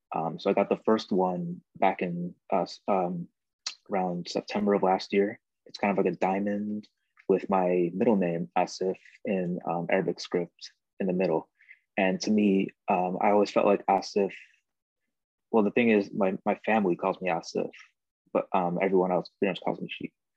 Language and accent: English; New York, United States; moved away; growing up since I was been from New York as well, I lived there for about seven years